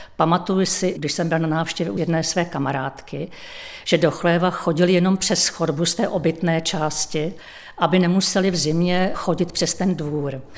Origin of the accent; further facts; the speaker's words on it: Chvalovice, South Bohemian Region, Czechia; also born or lived in České Budějovice; now in Dobčice, Czech Republic; A své dětství jsem prožila ve Chvalovicích, to je asi kilometr vzdálená vesnice od Obšic